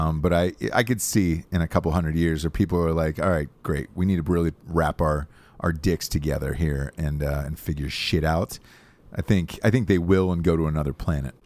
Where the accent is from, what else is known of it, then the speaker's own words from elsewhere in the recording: Atlanta, Georgia, United States; moved away; my hometown